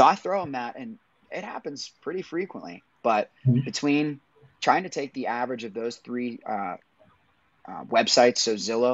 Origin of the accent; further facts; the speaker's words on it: Pittsburgh, Pennsylvania, United States; now in Nashville, United States; I'm from Pittsburgh, now live in Nashville